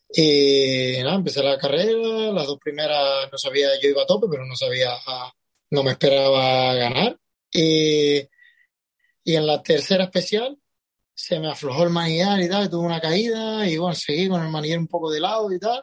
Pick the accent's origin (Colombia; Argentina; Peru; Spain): Spain; Tenerife, Canary Islands; de Canarias, exactamente de Tenerife